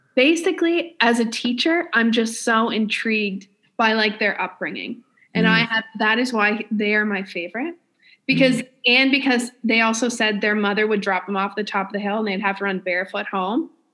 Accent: New Brunswick, Canada; I'm from New Brunswick

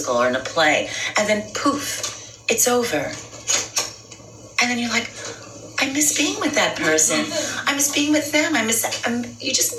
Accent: New York City, New York, United States; I grew up in the Bronx

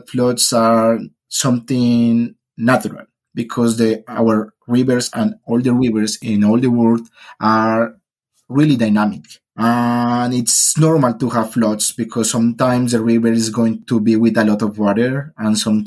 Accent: Colombia; English is a second language; moved away as an adult; now in Netherlands; Originally, I am from Colombia.

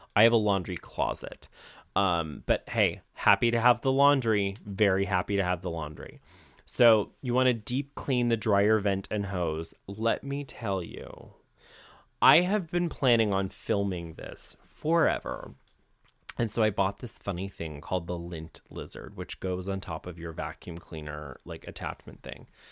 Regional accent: Ohio, United States; moved away; I'm from Ohio

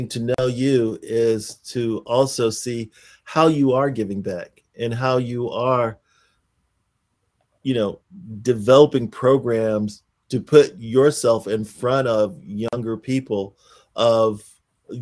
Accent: Pensacola, Florida, United States; moved away; I grew up in Pensacola, Florida

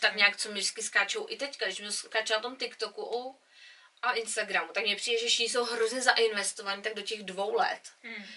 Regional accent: Czechia; now in England; my jsme z Čech, jsme z malé vesnice

